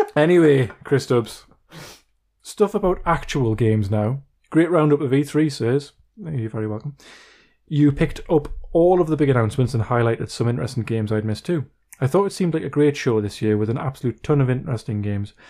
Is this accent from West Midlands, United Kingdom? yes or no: no; Wallsend, North East England, United Kingdom; it's in my hometown